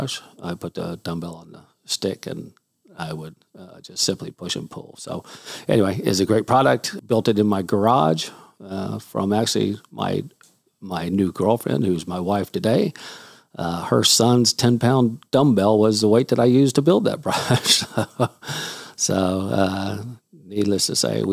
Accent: Houston, Texas, United States; also born or lived in Salt Lake City, Utah; I did move to Houston, Texas when I was four. Lived here my whole life

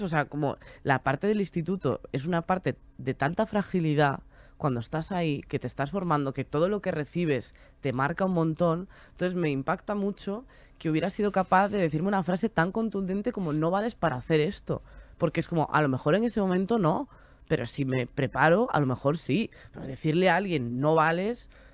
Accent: Galicia, Spain; moved away as an adult; now in Madrid, Spain; Yo me quería venir a vivir a Madrid, que además yo soy de Galicia.

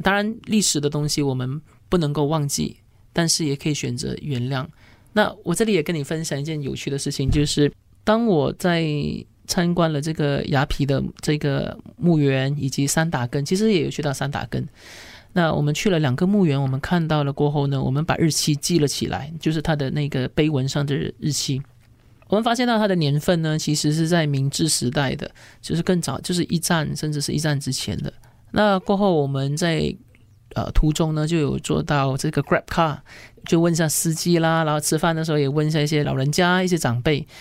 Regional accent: Malaysia; 我们马来西亚人

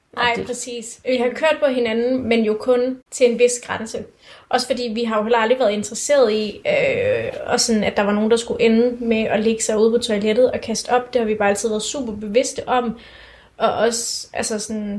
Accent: Denmark; vi er jo danskere

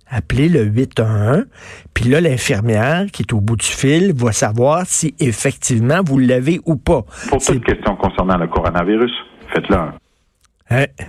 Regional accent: Quebec, Canada; nous autres, il n'y a aucun problème au Québec

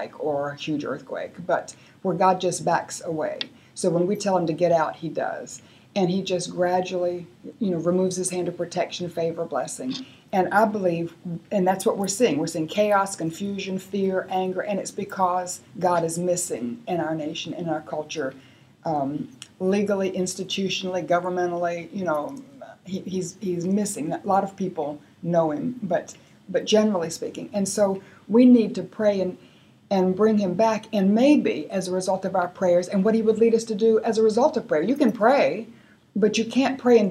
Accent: North Carolina, United States; I come from North Carolina

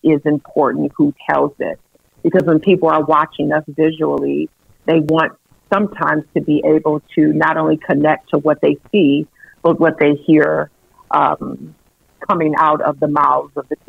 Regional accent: Saginaw, Michigan, United States; I was born and raised in Saginaw, Michigan

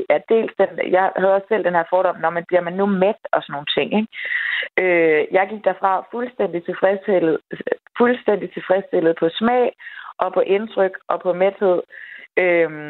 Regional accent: Denmark; typisk som dansker

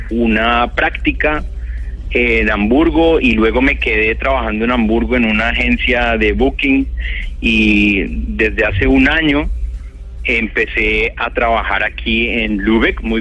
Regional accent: Colombia; moved away as an adult; yo hace unos cinco años eh, me fui de Colombia, yo era profesor de la Universidad Javeriana, del Departamento de Artes

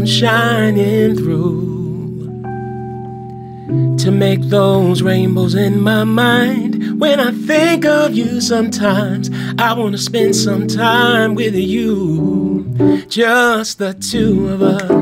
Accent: New Jersey, United States; I'm from New Jersey

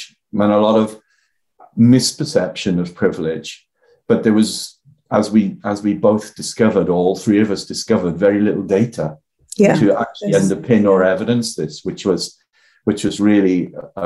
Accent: the Valleys, South Wales, United Kingdom; accent: Welsh; I'm from the Valleys in South Wales.

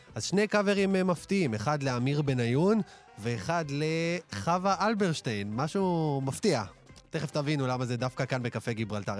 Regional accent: Israel

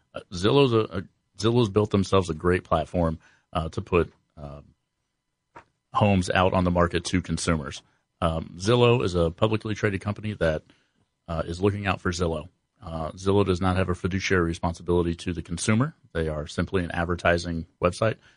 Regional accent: Columbus, Ohio, United States; born and raised in Columbus

